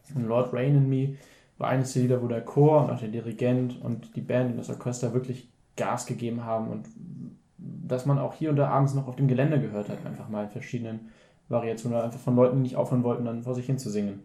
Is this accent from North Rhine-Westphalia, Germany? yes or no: no; Hamburg, Germany; ich als Hamburger